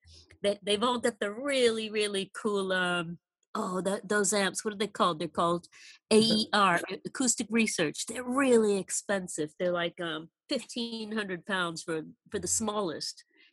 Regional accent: San Francisco, California, United States; now in United Kingdom; especially since I came from San Francisco.

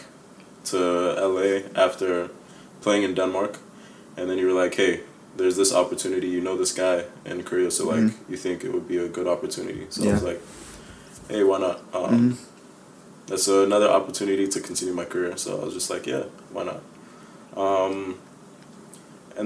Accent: Nigeria; also born or lived in Chicago, Illinois, United States; my family actually moved back to Nigeria when I was 7 years old.

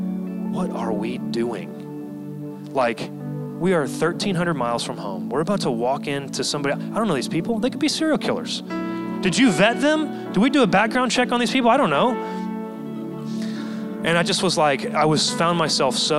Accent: Texas, United States; moved away as an adult; now in San Diego, United States; Texas is where I'm from

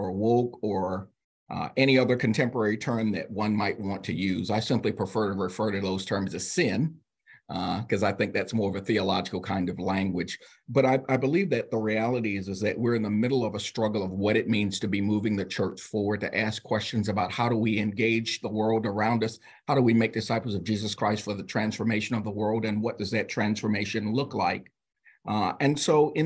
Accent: South Carolina, United States; I grew up in the South Carolina Annual Conference, was raised at Epworth Children's Home, a United Methodist Children's Home in the South Carolina Annual Conference

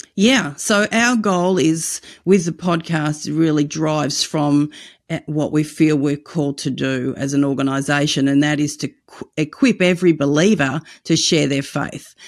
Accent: Australia; also born or lived in United States; In Australia, our culture is quite the opposite

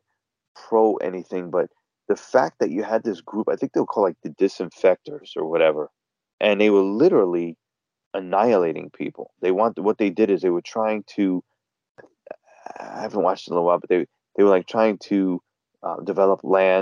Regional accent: New York City, New York, United States; born and raised in Queens.

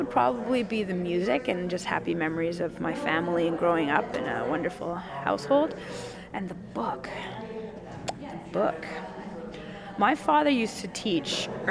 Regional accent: Wales, United Kingdom; we did horseback riding when we were growing up in Wales

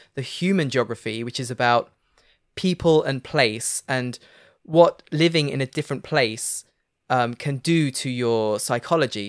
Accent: Leicester, East Midlands, United Kingdom; moved away as an adult; now in France; they call it the Midlands. I'm from the Midlands

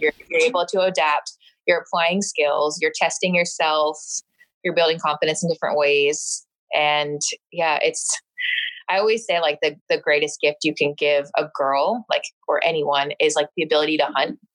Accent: Vermont, United States; moved away; also born or lived in South Carolina / Greenville, South Carolina / Arkansas; I grew up in Vermont

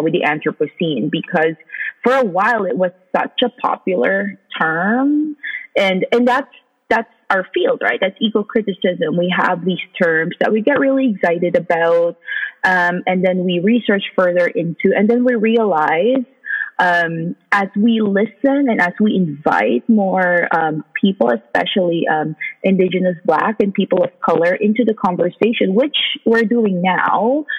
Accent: Philippines; now in Canada; identify myself as a migrant. And the idea, I think one of the first things that I reckoned with when I moved countries from the Philippines, the global south, to, you know, a very much more progressive country such as Canada

